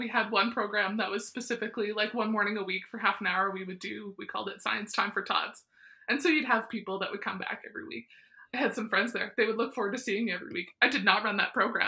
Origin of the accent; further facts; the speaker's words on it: near Weyburn / Estevan, Saskatchewan, Canada; growing up near Weyburn Nestavan